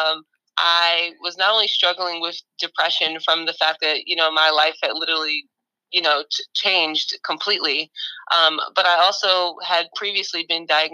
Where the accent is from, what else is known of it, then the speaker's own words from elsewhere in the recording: New York City, New York, United States; I grew up in Jamaica, Queens, in a food desert and in a fitness desert